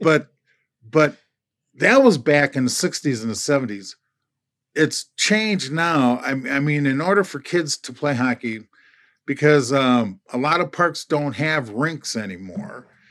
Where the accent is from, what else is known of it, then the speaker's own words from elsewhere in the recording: Minneapolis, Minnesota, United States; as a kid growing up in North Minneapolis